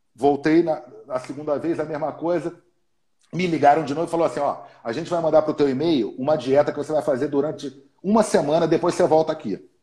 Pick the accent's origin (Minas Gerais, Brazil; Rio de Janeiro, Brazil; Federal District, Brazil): Rio de Janeiro, Brazil; sou carioca, eu sou carioca, era do Flamengo